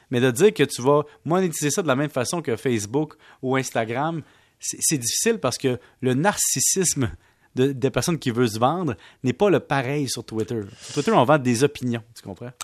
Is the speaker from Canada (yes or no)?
yes; Quebec, Canada; je viens du Québec